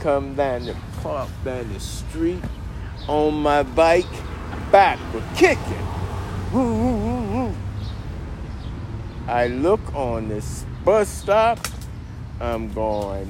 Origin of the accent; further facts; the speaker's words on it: Portsmouth, Virginia, United States; also born or lived in Waverly, Virginia / Deep Creek, Chesapeake, Virginia; I was born in Wavery, and I came to Portsmouth, and that's where I grew up at. When I was 6 years old, I came to Portsmouth.